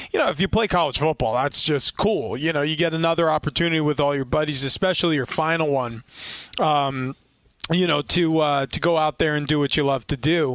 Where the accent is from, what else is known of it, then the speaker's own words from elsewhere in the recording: New York, United States; I grew up in New York